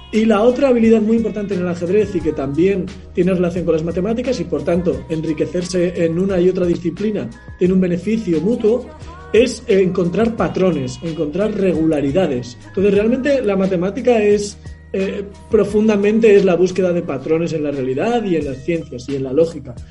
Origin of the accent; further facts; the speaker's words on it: Logroño, La Rioja, Spain; yo nací en Logroño, que es una ciudad pequeña del norte de España